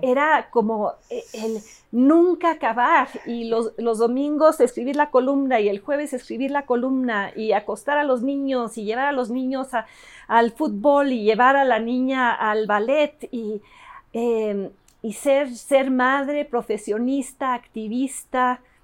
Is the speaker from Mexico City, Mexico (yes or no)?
yes; Mexico City, Mexico; Spanish is a second language; also born or lived in Davis, California, United States / Los Angeles, United States; regreso a esta mole que es la Ciudad de México. Yo no hablaba español me ponen en, el, en, el, en el Alexander Bain